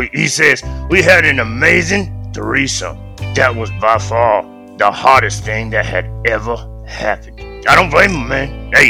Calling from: Kenya; Man, I'm calling from the homeland, nigga. I'm calling from Kenya.

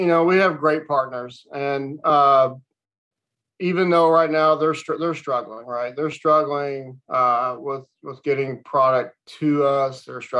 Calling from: Florida, United States; Zooming in from sunny Florida, down close to Sarasota.

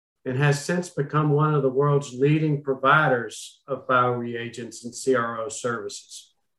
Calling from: Austin, Texas, United States; Austin, Texas.

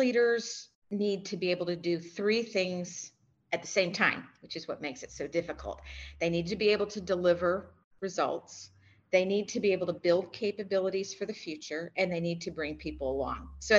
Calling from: Singapore; I am in Singapore.

